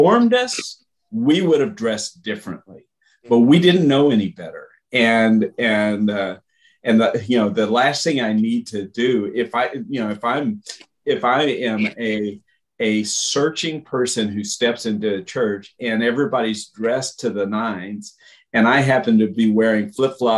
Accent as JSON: {"language": "English", "country": "United States", "also_born_or_lived": "Russia / Brazil", "moved": "as an adult", "said": "As an American, and that's what I was. I was an American, bringing an American culture and American experience"}